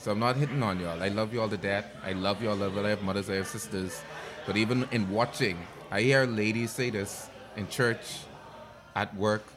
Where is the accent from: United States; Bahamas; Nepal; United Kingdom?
Bahamas; I come from Toten Water